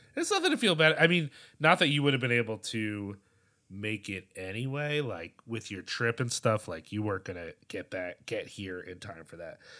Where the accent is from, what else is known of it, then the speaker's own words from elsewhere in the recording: United States; as an American